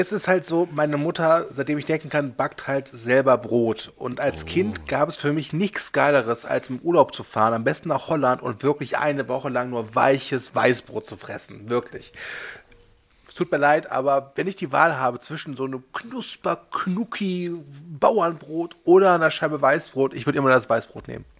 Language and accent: German; Rhineland, Germany; ich als Rheinländer kenne natürlich auch Oberster